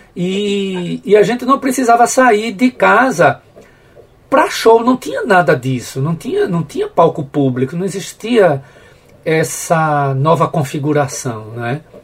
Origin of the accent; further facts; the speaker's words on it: Carpina, Pernambuco, Brazil; eu não sou de Carpina do centro, eu sou de Carpina Dentro do canavial, um, um distrito chamado Açudinho